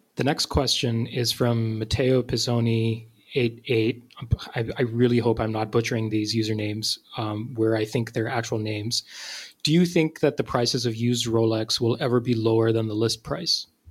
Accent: Pakistan; moved away; I'm from Pakistan and I had uh, kids in my class who were named both of those names.

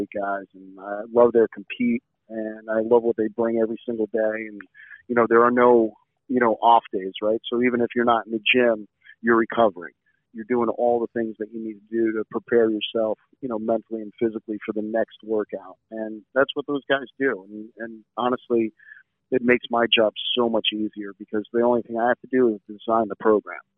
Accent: New Jersey, United States; growing up in New Jersey

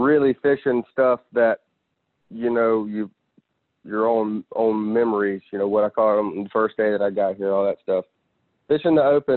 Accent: Florida, United States; Florida, my home state

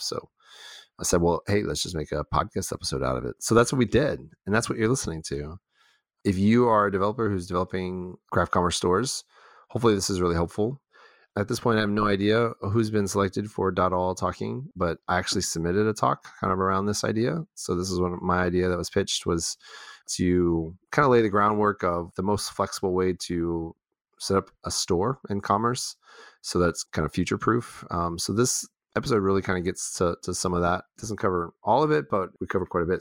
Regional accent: Texas, United States; also born or lived in Houston / Dallas; I'm I'm from Texas, but I'd never really been to Austin. So I was a Houston and Dallas guy, you know, like well, not guy, I was a kid

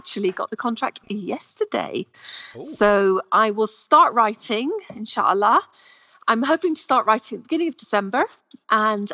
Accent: Scotland, United Kingdom; now in Morocco; I am Scottish

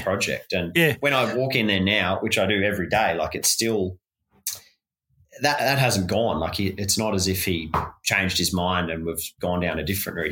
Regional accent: Launceston, Tasmania, Australia; growing up in Lonnie

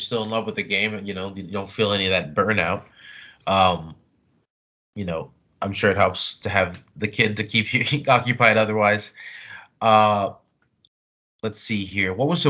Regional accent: Davie, Florida, United States; also born or lived in Miami, Florida / Gainesville, Florida; I'm originally from Miami myself. Then I grew up in Davie, and then I went to college in Gainesville.

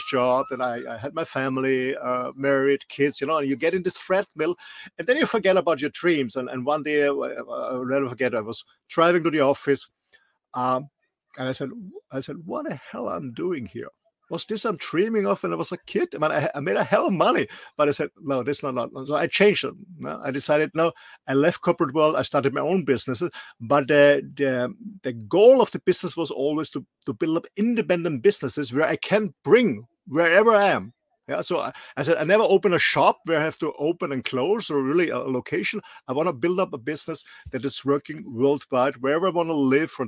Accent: Austria; English is a second language; moved away; I'm not a Native American or British English speaker. I'm raised and born in a small country in the middle of Europe, in Austria

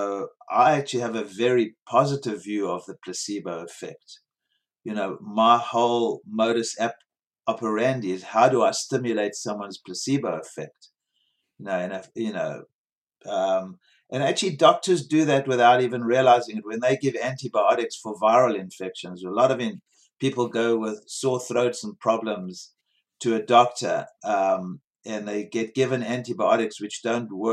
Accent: South Africa; moved away as an adult; also born or lived in Bronx, New York; growing up in South Africa in a rotten system

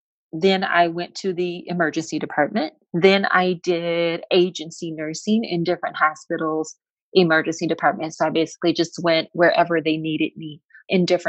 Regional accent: Flint, Michigan, United States; I grew up actually in Flint, Michigan.

